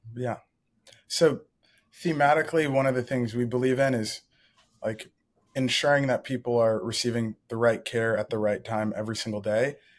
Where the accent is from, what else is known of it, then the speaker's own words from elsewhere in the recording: Ann Arbor, Michigan, United States; I grew up in Ann Arbor, Michigan